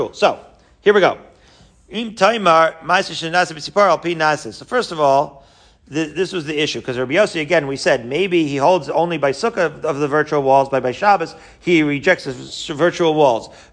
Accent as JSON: {"language": "English", "area": "Long Island", "region": "New York", "country": "United States", "tie": "born or raised there", "said": "my childhood growing up in Long Island"}